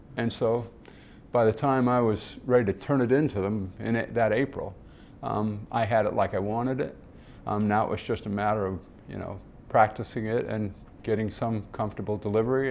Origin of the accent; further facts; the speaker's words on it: Detroit, Michigan, United States; I grew up in Detroit and watched the Tigers play